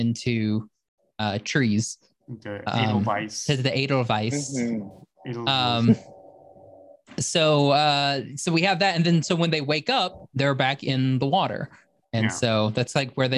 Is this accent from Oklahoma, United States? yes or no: yes; Oklahoma, United States; I'm from Oklahoma, so it's Wart.